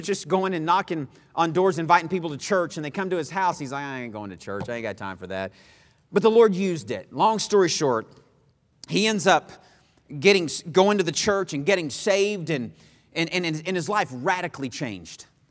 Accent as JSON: {"language": "English", "region": "Texas", "country": "United States", "also_born_or_lived": "Missouri", "moved": "as an adult", "said": "I was from Texas, and I went to school in Missouri"}